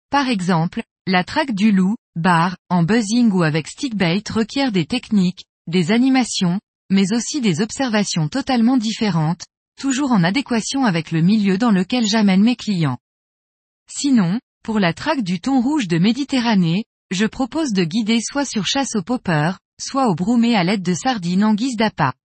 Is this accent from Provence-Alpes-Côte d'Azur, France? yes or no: yes; Port-Saint-Louis-du-Rhône, Provence-Alpes-Côte d'Azur, France; j'ai 37 ans, je suis né et vis à Port-Saint-Louis-du-Rhône, petite ville à l'extrémité du delta de la Camargue, plus précisément à l'embouchure du Rhône.